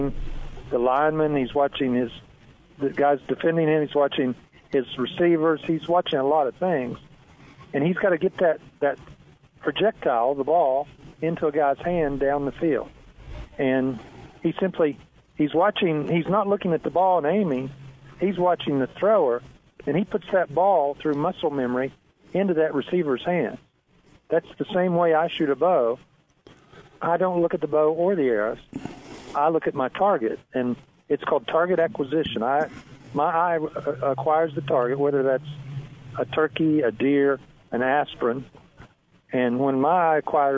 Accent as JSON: {"language": "English", "region": "West Virginia", "country": "United States", "tie": "born or raised there", "moved": "yes", "lives_now": "Texas, United States", "said": "I was raised, before we moved to Texas, I was raised in West Virginia, and my family were all mountain people"}